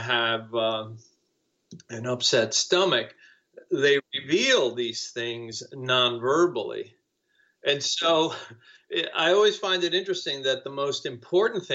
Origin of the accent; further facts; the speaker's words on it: Cuba; English is a second language; now in United States; I came to the United States as a refugee because I was fleeing Cuba when the communists took over. And, I didn't speak English